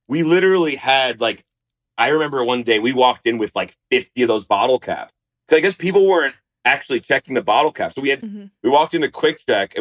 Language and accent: English; New Jersey, United States; growing up in Central Jersey